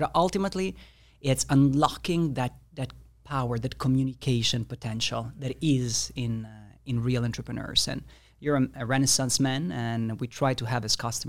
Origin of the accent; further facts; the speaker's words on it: Italy; I'm from Italy.